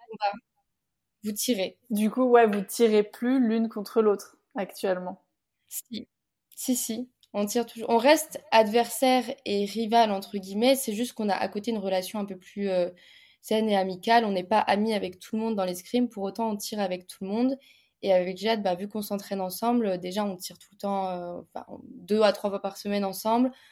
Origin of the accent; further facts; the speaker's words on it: Bordeaux, Nouvelle-Aquitaine, France; now in Paris, France; j'ai 23 ans, je suis la cadette d'une famille de 5 filles, euh, je suis de Bordeaux, je pratique l'escrime à haut niveau et je vis à l'INSEP à Paris